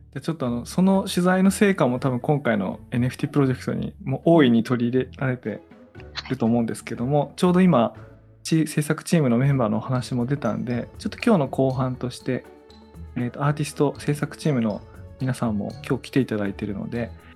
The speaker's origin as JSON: {"language": "Japanese", "town": "Tono", "region": "Iwate", "country": "Japan", "tie": "born or raised there", "said": "説明する私も遠野に生まれた人なんだ"}